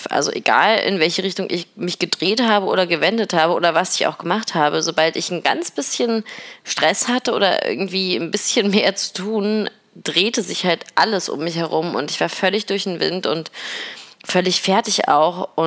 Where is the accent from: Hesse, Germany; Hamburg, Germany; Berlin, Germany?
Berlin, Germany; Es ist nämlich so, dass ich seit gestern wieder in Berlin bin, in meiner Heimatstadt